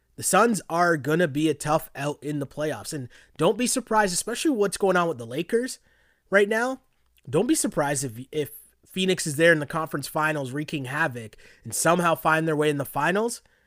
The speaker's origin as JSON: {"language": "English", "town": "Toronto", "region": "Ontario", "country": "Canada", "said": "Toronto, Ontario, Canada, to be precise"}